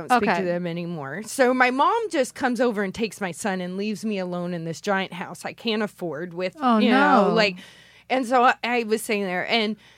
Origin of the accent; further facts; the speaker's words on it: Owensboro, Kentucky, United States; moved away; I'm from Owensboro